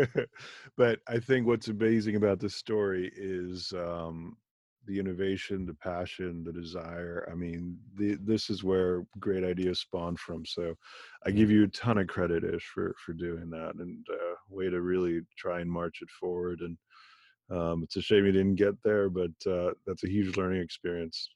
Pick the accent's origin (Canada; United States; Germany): Germany; I was born in Germany to parents of Indian origin.